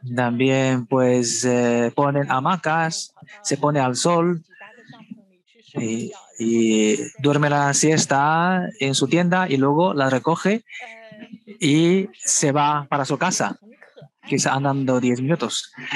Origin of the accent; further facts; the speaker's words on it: Shanghai, China; also born or lived in Beijing; yo no nací en Shanghai, yo nací en realidad en Pekín. Cuando yo era pequeña, vine con mis padres a Shanghai y nos instalamos en Shanghai.